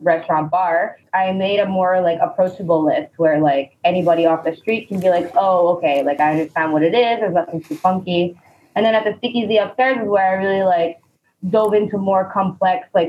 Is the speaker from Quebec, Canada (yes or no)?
yes; Laval, Quebec, Canada; now in Montreal, Canada; I grew up in Laval